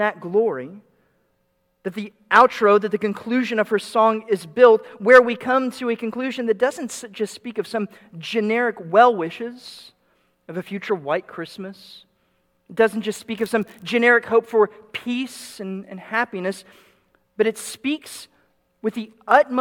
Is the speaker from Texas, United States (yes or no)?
yes; Dallas, Texas, United States; moved away; I grew up in the Dallas suburbs